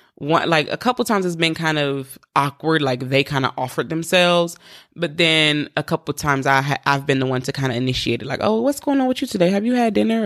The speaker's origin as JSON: {"language": "English", "region": "East Coast", "country": "United States", "said": "I'm from the East Coast"}